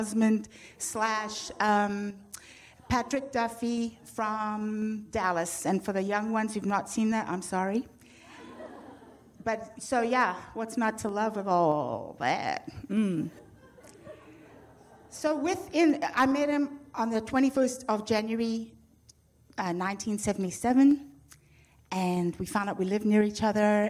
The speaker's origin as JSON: {"language": "English", "country": "Zimbabwe", "tie": "born or raised there", "accent": "British", "moved": "yes", "said": "I'm already from a country named, well, it was named Rhodesia"}